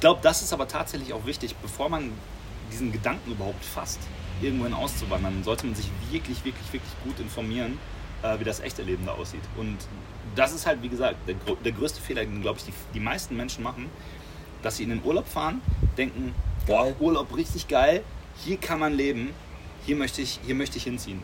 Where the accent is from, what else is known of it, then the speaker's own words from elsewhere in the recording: Germany; als Deutscher